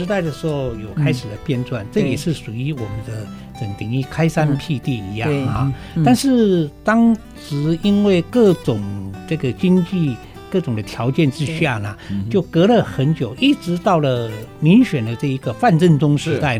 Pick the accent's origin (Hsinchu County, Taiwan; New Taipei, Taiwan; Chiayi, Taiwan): Hsinchu County, Taiwan; Hsinchu; 我新竹人不知道的，